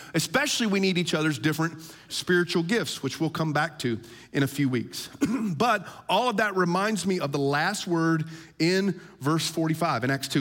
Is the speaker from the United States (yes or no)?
yes; United States; as American Christians